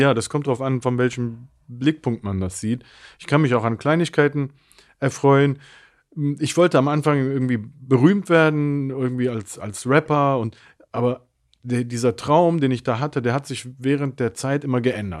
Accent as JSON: {"language": "German", "town": "Mönchengladbach", "region": "North Rhine-Westphalia", "country": "Germany", "tie": "born or raised there", "also_born_or_lived": "Cologne", "said": "ich bin geboren in Köln. Meine Eltern haben sich ziemlich früh getrennt und bin dann mit meiner Mutter nach Mönchengladbach gezogen"}